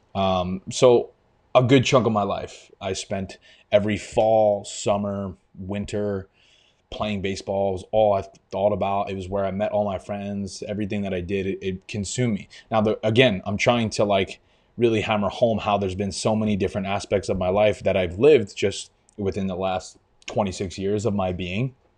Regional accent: Long Island, New York, United States; also born or lived in Albany, New York; I'm from New York. I grew up on Long Island

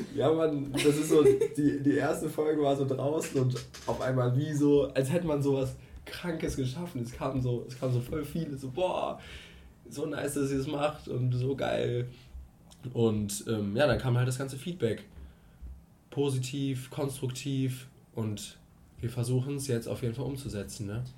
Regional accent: Cologne, North Rhine-Westphalia, Germany; ich bin 22 Jahre alt und ich komme aus Köln.

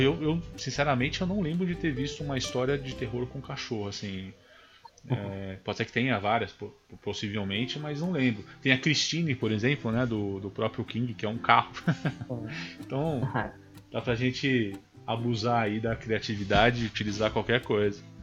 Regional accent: Brazil; accent: caipira; moved away; Eu sou do interior, não tô no interior agora, infelizmente, mas eu sempre fui do interior

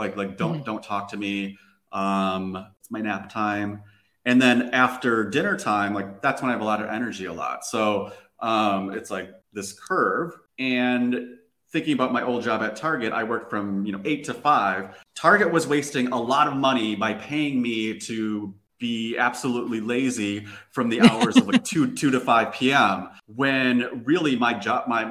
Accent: Minnesota, United States; moved away as an adult; now in Lisbon, Portugal; I'm from Minnesota

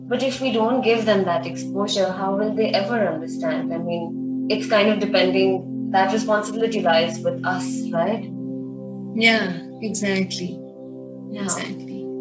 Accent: Pakistan

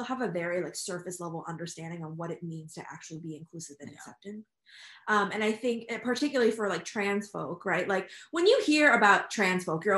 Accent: California, United States; now in Massachusetts, United States; I'm originally from California and am now living in Massachusetts

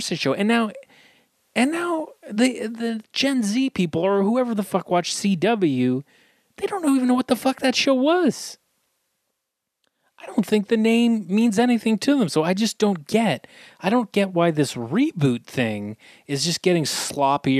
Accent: Scotland, United Kingdom; I'm Scottish

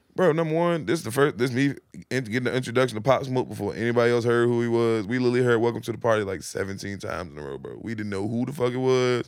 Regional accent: Virginia, United States; I'm from Virginia

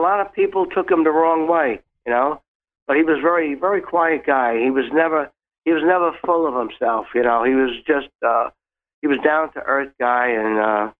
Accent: New York City, New York, United States; now in Long Island, United States; I was born in Brooklyn, grew up in Brooklyn, and after … hit, we had to move out of Brooklyn

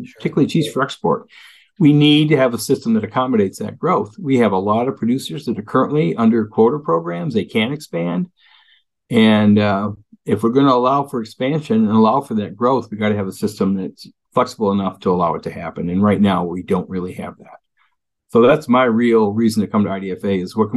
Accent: Western New York, United States; also born or lived in Cincinnati; now in Wisconsin, United States; I was raised with that in Western New York

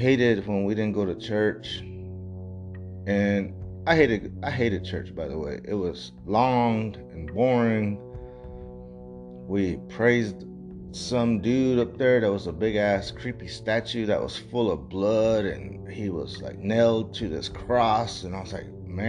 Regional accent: Texas, United States; I'm from Texas

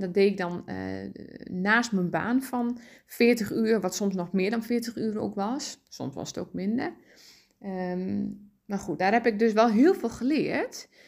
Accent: Dalen, Drenthe, Netherlands; ik ben opgegroeid in Dalen

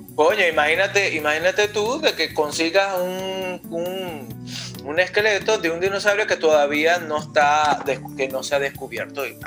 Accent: Puerto Ordaz, Bolívar, Venezuela; en Puerto Ordaz, de donde eh, originalmente soy yo, de Puerto Ordaz, Estado Bolívar, Venezuela

